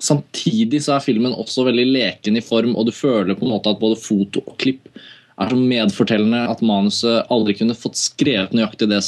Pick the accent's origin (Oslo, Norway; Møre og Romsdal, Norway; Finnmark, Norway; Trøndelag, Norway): Oslo, Norway; Så kan jeg si sånn var det da jeg vokste opp i Oslo.